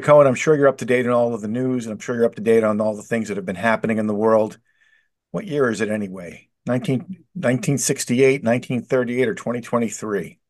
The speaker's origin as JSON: {"language": "English", "town": "Philadelphia", "region": "Pennsylvania", "country": "United States", "tie": "born or raised there", "said": "I grew up in Northeast Philadelphia in the '70s"}